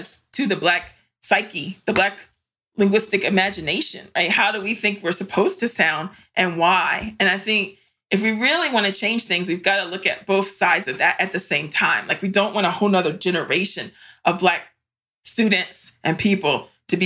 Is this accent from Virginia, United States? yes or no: yes; Varina, Virginia, United States; we grew up in Varina, Virginia, in Eastern Henrico, which at the time was mostly white